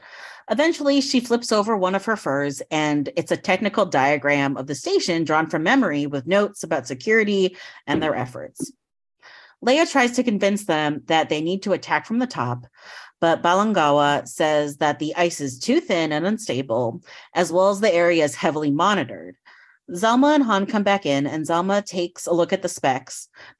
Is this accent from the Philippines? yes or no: yes; Philippines; But one, I am Filipino, and two, the character is known Filipino, and it's not.